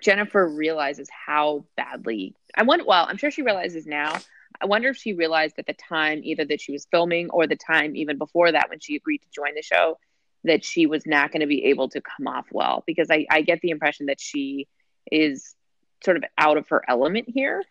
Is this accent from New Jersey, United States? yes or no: yes; New Jersey, United States; I'm from New Jersey